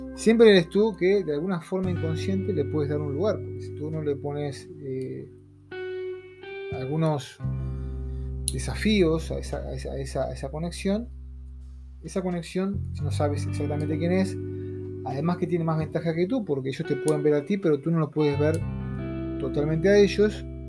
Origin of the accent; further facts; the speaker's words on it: Uruguay; soy de Uruguay.